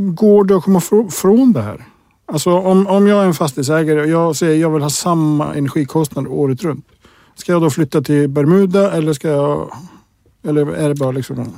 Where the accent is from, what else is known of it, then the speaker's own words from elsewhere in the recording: Iceland; moved away; jag kommer från Island